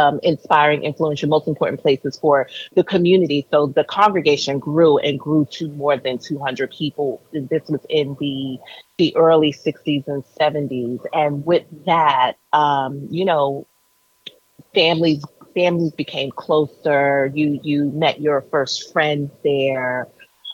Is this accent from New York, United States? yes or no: yes; New York City, New York, United States; I grew up in Brooklyn, New York.